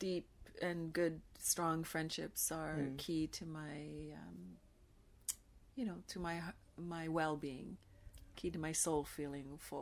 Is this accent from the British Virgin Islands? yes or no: no; Canada; I'm Canadian by birth